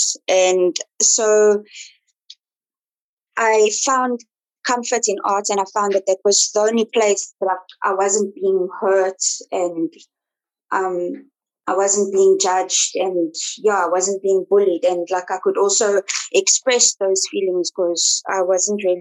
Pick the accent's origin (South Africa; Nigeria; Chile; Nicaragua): South Africa; Johannesburg, Gauteng; also born or lived in Pretoria; I'm originally from Johannesburg, was born in Pretoria